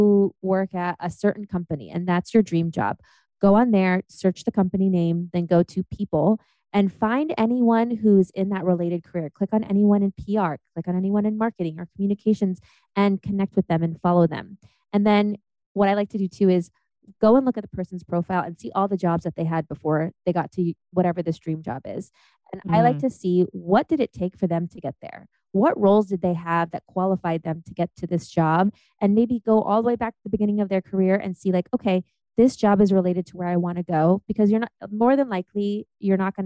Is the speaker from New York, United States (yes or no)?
no; Ohio, United States; moved away; also born or lived in Germany; I'm from Ohio.